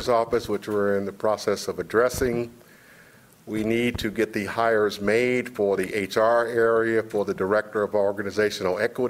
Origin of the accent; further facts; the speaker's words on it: Kentucky, United States; moved away; I'm from Kentucky